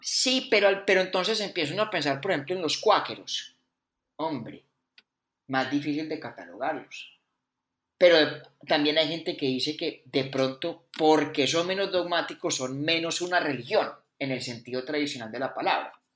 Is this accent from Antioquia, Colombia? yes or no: no; Bogotá, Colombia; also born or lived in Pensilvania, Caldas; Yo nací en Bogotá, pero eso, sí, yo nací en Bogotá.